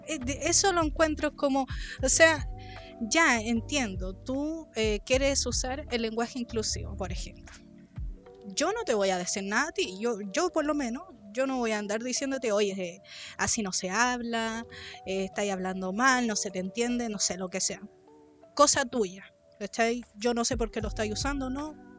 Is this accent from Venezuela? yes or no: no; Chile; todas esas palabras que uno usa como chileno